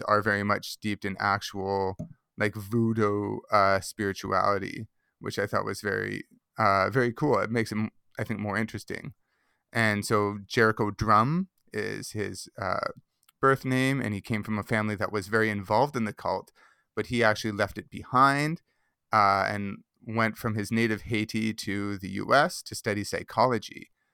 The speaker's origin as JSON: {"language": "English", "town": "Mississauga", "region": "Ontario", "country": "Canada", "tie": "born or raised there", "said": "I grew up in Mississauga"}